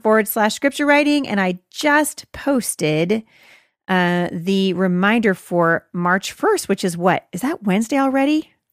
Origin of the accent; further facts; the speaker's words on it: Boring, Oregon, United States; I'm from Boring, Oregon